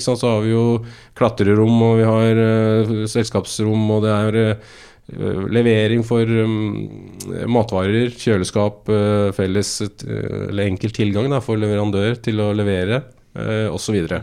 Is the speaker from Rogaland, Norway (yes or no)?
no; Asker, Akershus, Norway; jeg er født og oppvokst i Asker